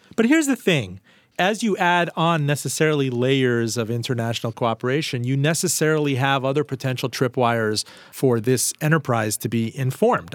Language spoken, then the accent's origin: English; Iran; moved away; also born or lived in Miami; I'm from Iran